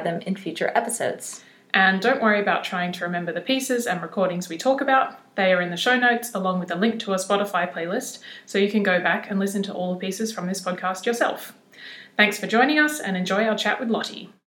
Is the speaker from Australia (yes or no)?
yes; Australia; now in Netherlands; We grew up singing together in Gondwana Voices, Australia's national children's choir